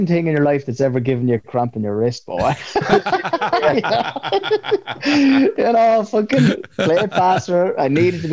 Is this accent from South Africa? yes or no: no; Kildare, Leinster, Ireland; accent: Irish; I'm from Kildare